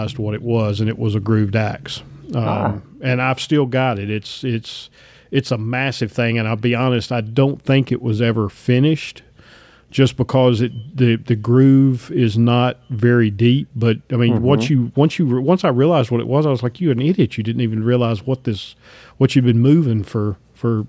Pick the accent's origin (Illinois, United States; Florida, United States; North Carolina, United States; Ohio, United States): North Carolina, United States; Piedmont, North Carolina-Virginia border, United States; I grew up right on the North Carolina-Virginia border, about in the middle part of the Piedmont of the state